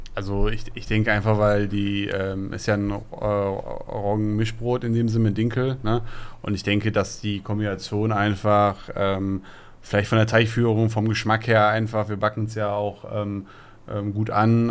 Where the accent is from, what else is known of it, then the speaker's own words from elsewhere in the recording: Essen, North Rhine-Westphalia, Germany; wir kommen aus Borbeck, da sind unsere Wurzeln